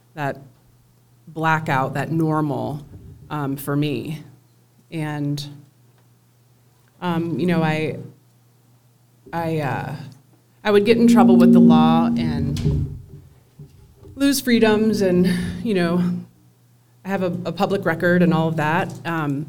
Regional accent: Des Moines, Iowa, United States; moved away as an adult; now in Loveland, United States; I was born and raised in Des Moines, Iowa.

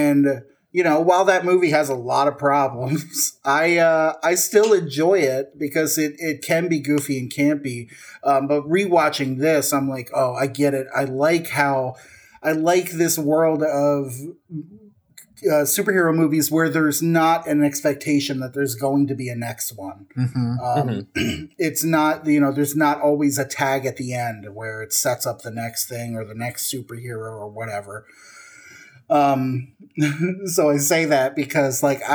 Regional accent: New Jersey, United States; we're both from Jersey

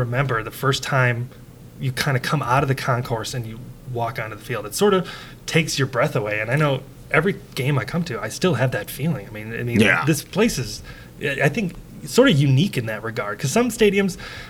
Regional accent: Wisconsin, United States; And I mean, growing up in Wisconsin, it never gets old coming to this place, does it?

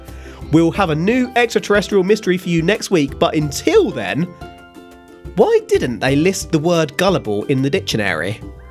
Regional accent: United Kingdom; we are British

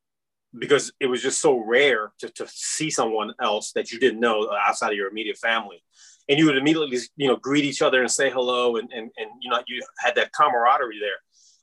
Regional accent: Virginia, United States; And I don't remember when I made that switch to I'm Iranian American. But I really never really felt out of place per se, with the exception of those couple of incidents, where kids would pick on you. And I guess a part of that was the diversity of Northern Virginia

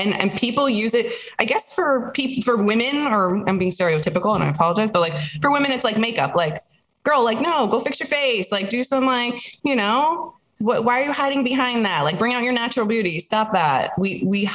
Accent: New Jersey, United States; I'm from New Jersey

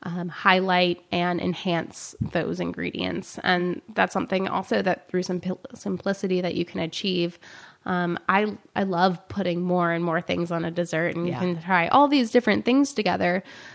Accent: the South, United States; I'm from the South, and banana pudding is important to us.

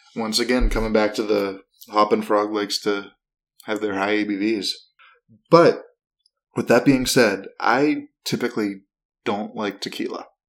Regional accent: outside of Akron, Ohio, United States; I am from Ohio, so like it's, and I grew up about a half hour, 45 minutes outside of Akron

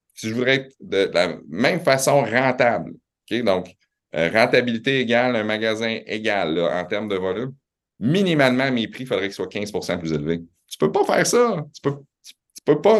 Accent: Quebec City, Quebec, Canada; also born or lived in Laval / Montreal; je suis né à Laval, euh, mes parents viennent de Montréal, ça a déménagé à Québec, j'avais trois ans

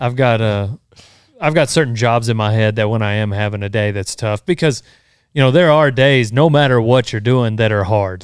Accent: Memphis, Texas, United States; we, we grew up in Memphis

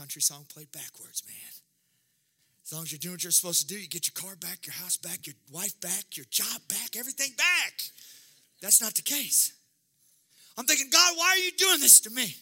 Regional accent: Jefferson City, Missouri, United States; I'm from Jeff City

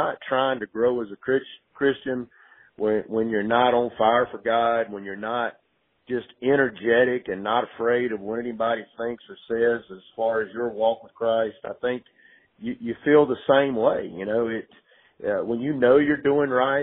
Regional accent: Greenwood, South Carolina, United States; moved away as an adult; also born or lived in Clemson, South Carolina; I was born and raised in Greenwood, South Carolina

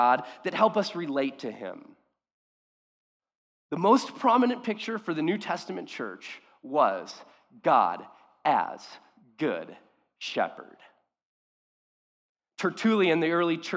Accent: Orange County, California, United States; I grew up in Orange County

